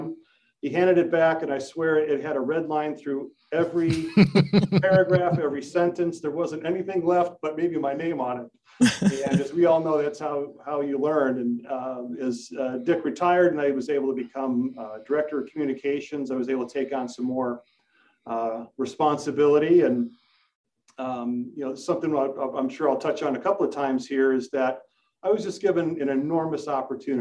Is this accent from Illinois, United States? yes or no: yes; Bolingbrook, Illinois, United States; also born or lived in Elmhurst, Illinois; I grew up in Bolingbrook, which is about 20 minutes that way, and I live in Elmhurst about 10 minutes this way. So I've been fortunate to be able to stick close to home.